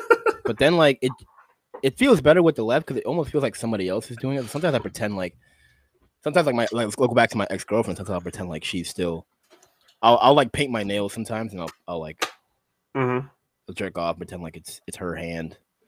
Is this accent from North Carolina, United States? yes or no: no; Boston, Massachusetts, United States; also born or lived in Syracuse, New York / Brockton, Massachusetts; now in Bellingham, United States; Originally Syracuse, New York. I was born. And then I moved to Boston for a greater part of my life.